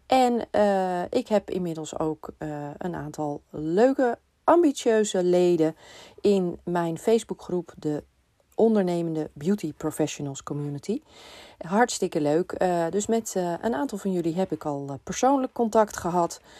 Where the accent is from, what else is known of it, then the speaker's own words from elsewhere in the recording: Amsterdam, North Holland, Netherlands; also born or lived in Purmerend; Eh, ik ben eh, geboren in Purmerend en ik ben op mijn vijfde naar Amsterdam verhuisd